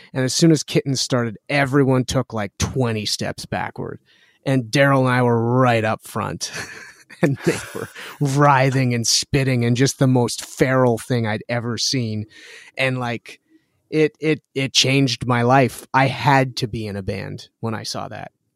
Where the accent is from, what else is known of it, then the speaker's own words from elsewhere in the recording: Winnipeg, Manitoba, Canada; I was born and raised here with my brother